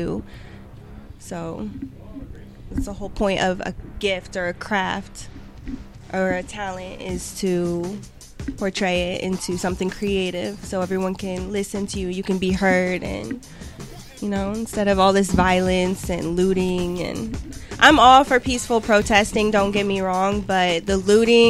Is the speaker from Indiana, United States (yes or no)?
yes; Fort Wayne, Indiana, United States; moved away as an adult; now in Bradenton, United States; I'm from Fort Wayne, Indiana, 260, but right, I did move here a few years ago